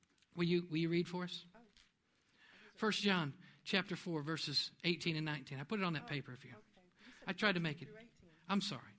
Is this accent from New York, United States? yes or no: yes; New York, United States; born there; I didn't come from the right place. I was born up in New York. I'm not from Oklahoma.